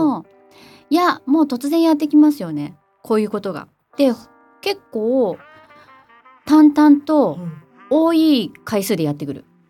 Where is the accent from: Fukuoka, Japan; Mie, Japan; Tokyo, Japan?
Tokyo, Japan; 私も東京以外とか、その、生まれ育ったところ以外って考えたことなかった